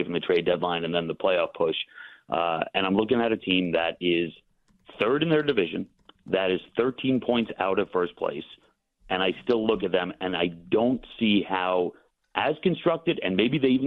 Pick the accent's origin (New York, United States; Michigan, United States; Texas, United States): New York, United States; I'm a New Yorker as well